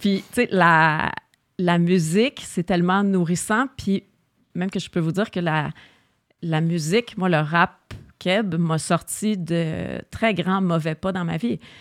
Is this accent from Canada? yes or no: yes; Montreal, Quebec, Canada; Je suis Oshalaga. born, raised